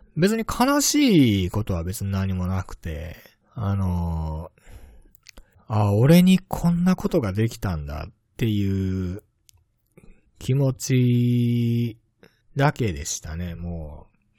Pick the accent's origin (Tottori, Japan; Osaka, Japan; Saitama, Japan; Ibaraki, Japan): Tottori, Japan; moved away as an adult; also born or lived in Hiroshima; now in Malaysia; 生まれは鳥取県の出身なんですけれども、えー、大学は広島の大学を卒業しました